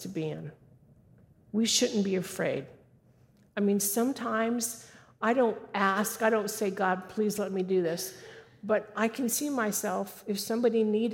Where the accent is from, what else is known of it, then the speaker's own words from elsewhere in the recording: California, United States; moved away; I was raised in California. Don't hold it against me. I don't live there anymore.